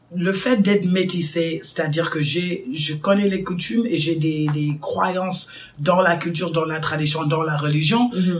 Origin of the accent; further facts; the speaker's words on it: Chicago, Illinois, United States; moved away as an adult; now in Dakar, Senegal; j'ai grandi aux States toute ma vie, à Chicago